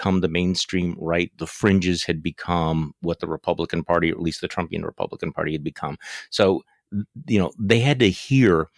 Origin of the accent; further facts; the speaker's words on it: Wisconsin, United States; my home state senator, you know, Ron Johnson